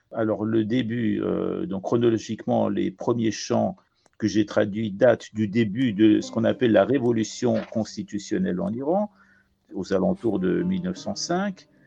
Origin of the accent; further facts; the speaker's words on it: France; La première fois, je suis venu à 5 ans avec mes parents. Et, euh, où j'ai fait l'école primaire. Donc le français, en quelque sorte, c'est ma deuxième langue maternelle.